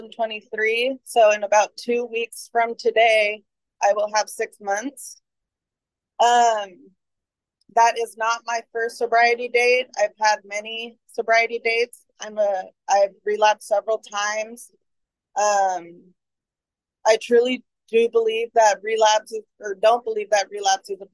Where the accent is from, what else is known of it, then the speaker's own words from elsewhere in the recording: San Francisco, California, United States; I was born in San Francisco. My mom is from San Francisco and my dad is from El Salvador.